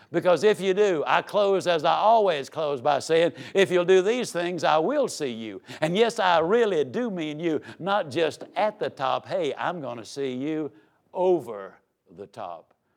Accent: Yazoo City, Mississippi, United States; I was raised down in Yazoo City, Mississippi

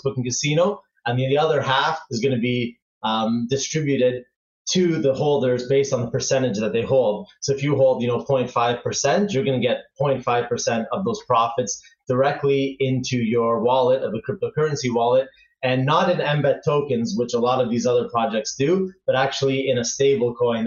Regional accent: Toronto, Ontario, Canada; moved away as an adult; now in Barcelona, Spain; I grew up in Canada and from Toronto, so I spend almost 30 years there.

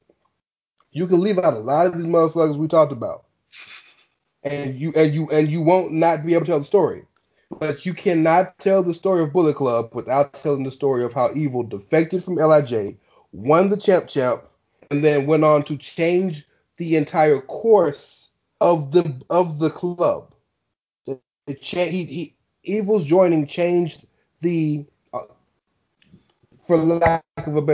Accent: United States; I'm American.

